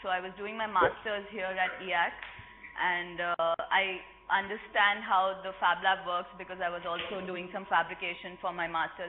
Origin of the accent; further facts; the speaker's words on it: India; English is a second language; now in Barcelona, Spain; I'm from India. And I was doing fab textile fabacademy workshop last week.